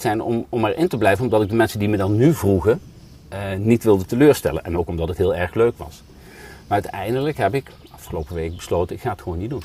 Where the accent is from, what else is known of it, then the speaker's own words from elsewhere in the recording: Spijk, Gelderland, Netherlands; moved away; Maar dat is Spijk. dat ligt nog een dorp ervoor. Ja. Maar daar ben ik eh, opgegroeid